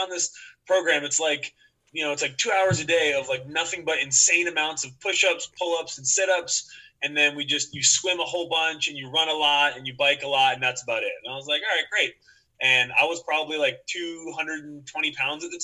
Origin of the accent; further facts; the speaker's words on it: Media, Pennsylvania, United States; I grew up in Media, Pennsylvania. It's a suburb of Philadelphia